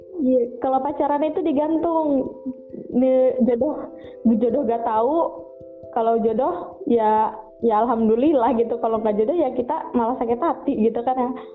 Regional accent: Bogor, West Java, Indonesia; lahir di Bogor tanggal 12 Juli tahun 2000.

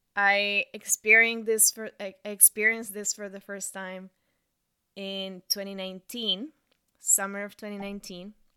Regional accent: Bogotá, Colombia; English is a second language; moved away as an adult; also born or lived in Montreal / Toronto; I moved from my hometown, Bogota, to Montreal to study French for six months.

